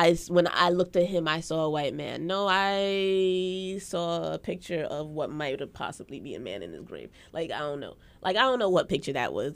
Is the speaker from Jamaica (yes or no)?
yes; Jamaica; now in Brooklyn, United States; We're Jamaican.